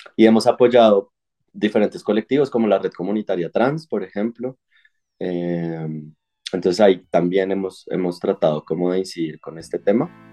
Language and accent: Spanish; Sogamoso, Boyacá, Colombia; now in Bogotá, Colombia; yo nací en Sogamoso, en Boyacá